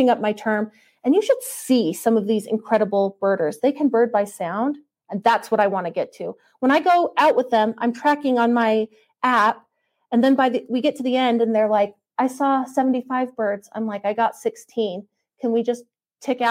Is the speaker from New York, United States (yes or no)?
no; Utah, United States; I come from Utah.